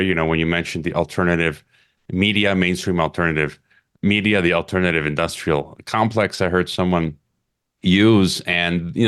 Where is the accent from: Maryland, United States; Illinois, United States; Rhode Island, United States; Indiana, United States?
Illinois, United States; Chicago; moved away; Chicago, my hometown